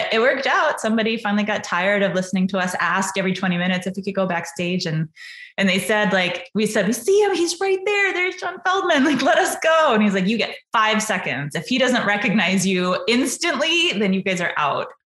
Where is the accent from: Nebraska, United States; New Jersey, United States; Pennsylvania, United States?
Nebraska, United States; Omaha; moved away as an adult; also born or lived in Kearney, Nebraska / Ithaca, New York; I grew up in Omaha, Nebraska, so the middle of the United States for sure